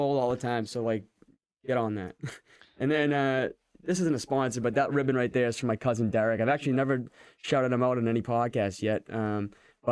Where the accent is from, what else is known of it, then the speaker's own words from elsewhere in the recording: Dracut, Massachusetts, United States; my hometown, Drakeet, Mass